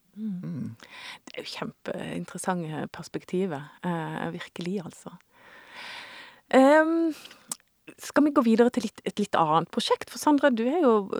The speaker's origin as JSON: {"language": "Norwegian", "region": "Indre Agder", "country": "Norway", "tie": "born or raised there", "said": "jeg vokste opp i Indre Agder på 80-tallet"}